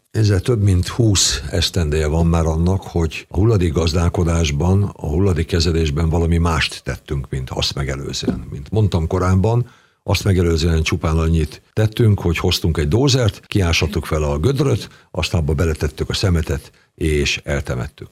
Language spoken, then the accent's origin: Hungarian; Nemesvid, Somogy, Hungary; also born or lived in Keszthely; now in Kaposvár, Hungary; nagymamánál nőttem fel, Szent Iván pusztán, Nemesvidon